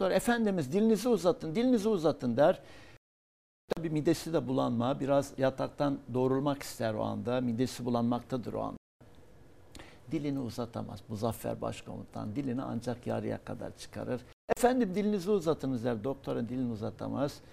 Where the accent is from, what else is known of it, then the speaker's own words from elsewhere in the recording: Hatay, Turkey; born there; Onun için ben Hatay'da doğdum. Atatürk'e şükran borçluyum. E, ve Hatay'a Atatürk ömrünü verdi.